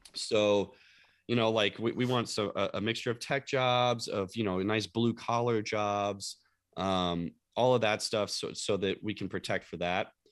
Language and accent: English; Louisville, Kentucky, United States; moved away; my hometown of Louisville, Kentucky